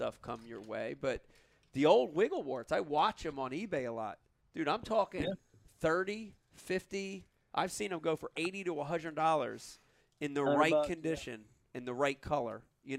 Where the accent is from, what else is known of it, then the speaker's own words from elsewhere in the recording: New Jersey, United States; Ah, I'm from New Jersey.